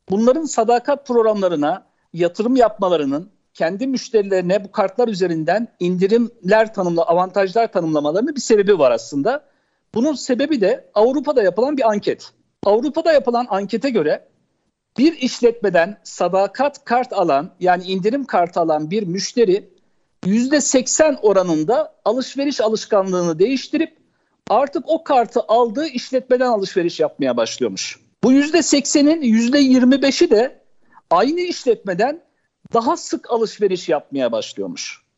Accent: Ankara, Turkey; also born or lived in Çankırı; 1970 Çankırı doğumluyum. Evliyim. iki çocuk babasıyım. Edip Hanım ilkokul hayatıma ben şeyde başladım. Ankara İncirli'de Fakir Erbaa İlkokulu'nda başladım. Sonra Ankara Kanun Lisesi'nde ortaokula başladım

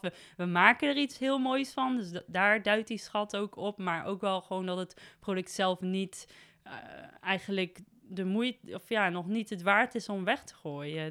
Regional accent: Nijmegen, Gelderland, Netherlands; also born or lived in Beuningen; als een Nijmegenaar, wel echt. Dus ik ben geboren in Beuningen, maar eh, naar school geweest in Nijmegen en altijd rondom Nijmegen

